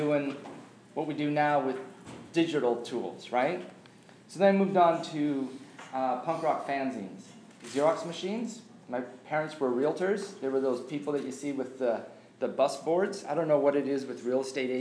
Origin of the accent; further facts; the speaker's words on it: Surrey, British Columbia, Canada; growing up in Surrey in the 70s